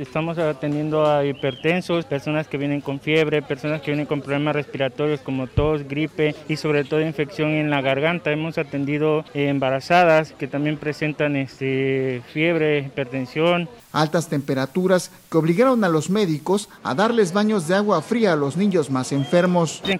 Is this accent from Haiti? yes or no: yes; Haiti; moved away; also born or lived in Chile; Somos de Haití, pero venimos de Chile. Ah, pasamos como cuatro años en Chile